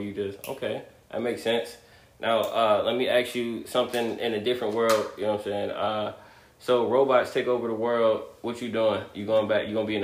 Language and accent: English; Maryland, United States; I'm from Maryland